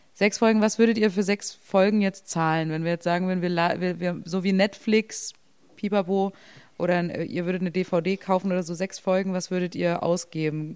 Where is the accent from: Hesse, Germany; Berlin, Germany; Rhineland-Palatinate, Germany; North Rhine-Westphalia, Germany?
Berlin, Germany; ich bin ja auch nicht im Osten aufgewachsen